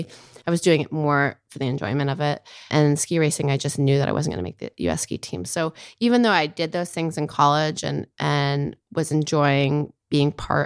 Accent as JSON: {"language": "English", "region": "Maine", "country": "United States", "tie": "born or raised there", "also_born_or_lived": "New York", "moved": "yes", "said": "I was born in Maine and I grew up in Maine. I come from a family. I have two older brothers and both of my parents are lawyers."}